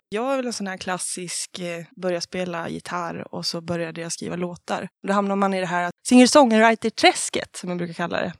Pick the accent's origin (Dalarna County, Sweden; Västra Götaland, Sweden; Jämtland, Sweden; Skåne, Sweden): Dalarna County, Sweden; Falun; Jag är från Falun